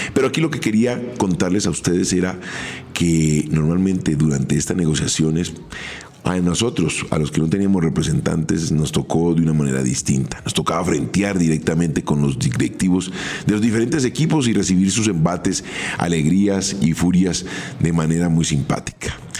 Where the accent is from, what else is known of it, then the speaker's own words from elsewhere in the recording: Colombia; yo vengo de Colombia